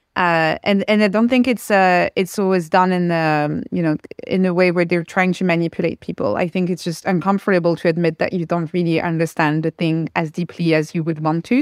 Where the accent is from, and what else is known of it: France; first language French; English is a second language; moved away